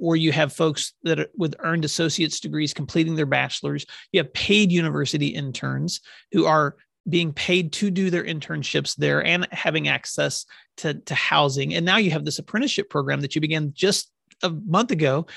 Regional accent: Oklahoma, United States; my home state of Oklahoma

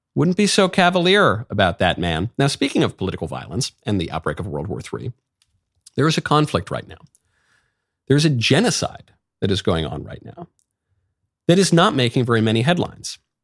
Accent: United States; as an American

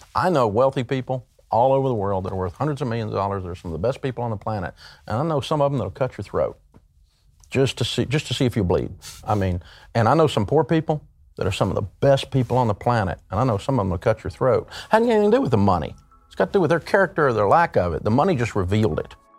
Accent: Tennessee, United States; I grew up in Tennessee and, uh, we're a hillbilly culture

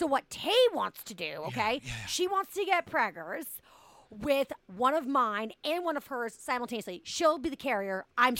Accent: Boston, Massachusetts, United States; I'm from Boston.

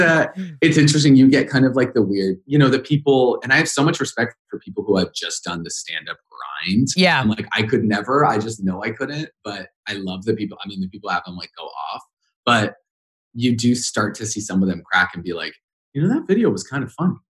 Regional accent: Idaho, United States; moved away; I grew up in Idaho

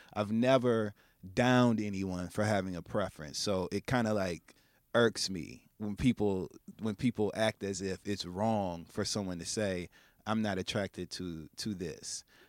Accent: Midwest, United States; now in New York City, United States; I'm from the Midwest, and so being exposed here in New York

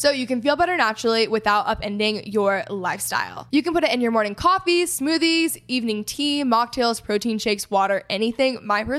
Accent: Texas, United States; And I mean, I am from Texas, so I'm like all about Southern hospitality.

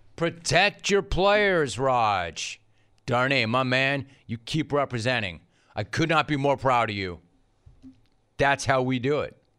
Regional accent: Calabasas, California, United States; We're from Calabasas High

